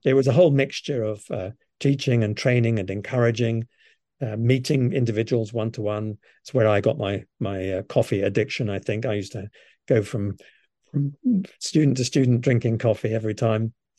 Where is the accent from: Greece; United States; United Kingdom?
United Kingdom; London; I was brought up in London and, um, with, with, um, very loving parents. It was modest home. We lived in a little council house in North London